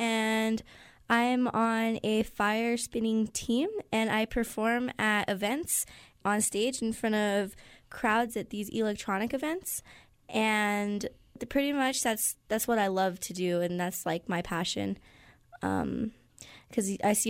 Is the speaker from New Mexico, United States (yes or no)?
yes; New Mexico, United States; I grew up in New Mexico, and most of my family grew up in the valley, in the North Valley, and there's just generations and generations that have lived here in New Mexico that are my family